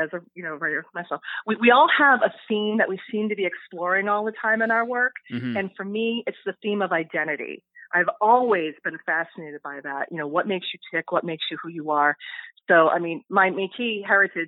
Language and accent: English; United States; first language English; I am an American